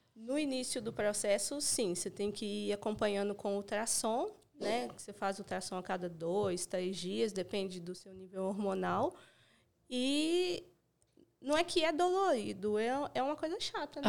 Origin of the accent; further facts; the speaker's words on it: Itabira, Minas Gerais, Brazil; eu estava trabalhando de bombeiro civil numa formatura lá na minha cidade, em Itabira. Uhum. Eu sou de lá